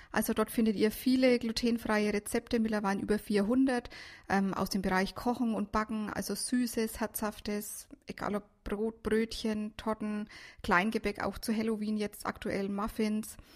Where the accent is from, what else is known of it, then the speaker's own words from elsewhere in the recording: Herrieden, Bavaria, Germany; ich bin 38 Jahre alt, gebürtig aus Mittelfranken, Herrieden.